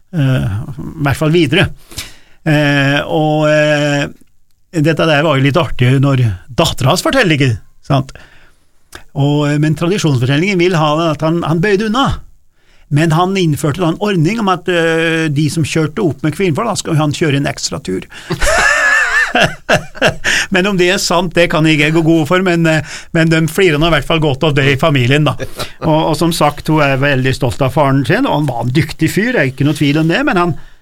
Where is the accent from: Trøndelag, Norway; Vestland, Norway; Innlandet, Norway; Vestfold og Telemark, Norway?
Innlandet, Norway; Gudbrandsdalen; vi i Gudbrandsdalen vi har liksom den rene landsbyen